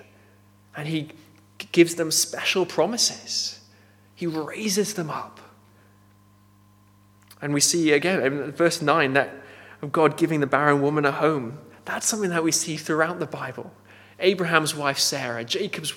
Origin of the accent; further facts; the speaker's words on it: Nepal; moved away; Growing up in Nepal, I knew there's a caste system there.